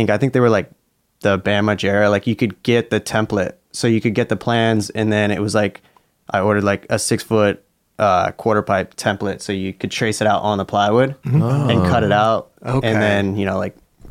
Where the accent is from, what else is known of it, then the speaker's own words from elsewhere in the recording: Wareham, Massachusetts, United States; I grew up in Wareham. It's a town over.